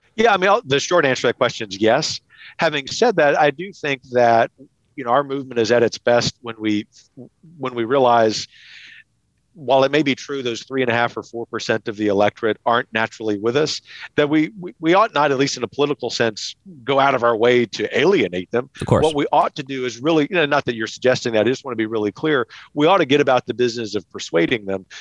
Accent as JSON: {"language": "English", "town": "Lafayette", "region": "Louisiana", "country": "United States", "tie": "born or raised there", "said": "my hometown of Lafayette, Louisiana"}